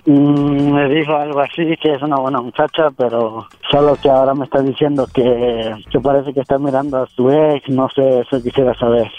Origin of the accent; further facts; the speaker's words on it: Guerrero, Mexico; now in Veracruz, Mexico; yo soy de Guerrero, mi hermana vive en Veracruz